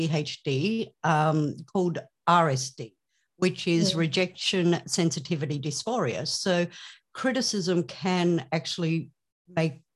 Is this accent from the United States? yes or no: no; Australia; I am from Australia